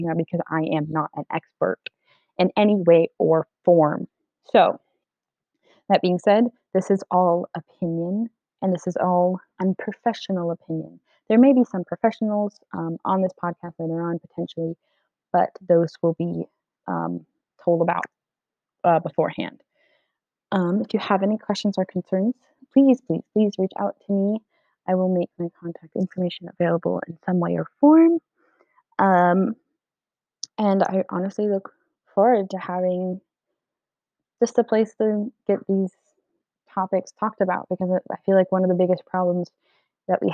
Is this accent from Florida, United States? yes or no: no; Delaware, United States; moved away; I was born and mostly raised in Delaware